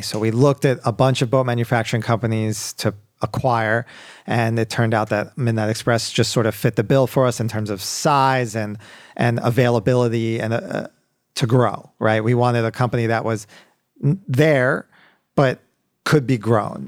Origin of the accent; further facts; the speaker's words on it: Baltimore, Maryland, United States; moved away as an adult; also born or lived in Wellesley, Massachusetts; now in Miami, United States; born and raised in Baltimore, Maryland. Uh, lived there till I was eighteen